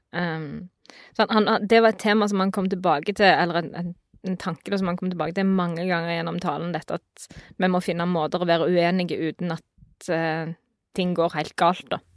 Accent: Vestland, Norway; jeg kommer fra Vestland

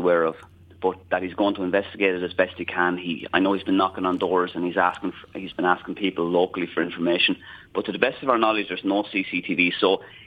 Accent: Enniscorthy, Leinster, Ireland; I'm a very proud Wexford man. I'm originally from Enniscorthy.

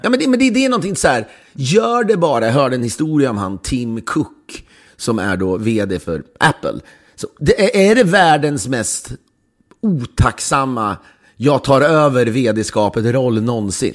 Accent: Sweden; now in United States; den har man liksom aldrig upplevt som svensk. Nu bor jag visserligen i USA

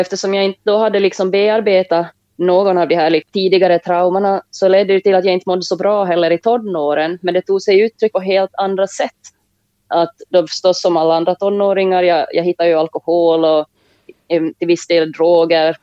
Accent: Jakobstad, Ostrobothnia, Finland; moved away; Jag växte upp i Jakobstad i Finland tillsammans med min mamma och min lilla syster

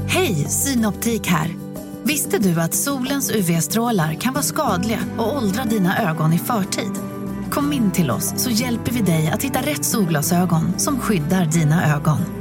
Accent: Sweden; vi svenskar

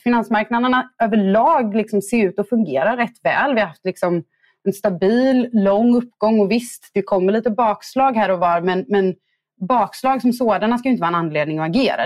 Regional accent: Gothenburg, Västra Götaland, Sweden; som göteborgare

